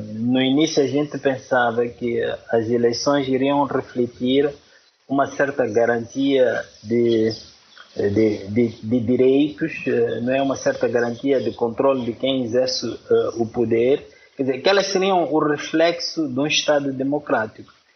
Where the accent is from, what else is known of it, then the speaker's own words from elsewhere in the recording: Xai-Xai, Gaza Province, Mozambique; moved away; Eu estou na minha cidade natal, eh, Xaixás.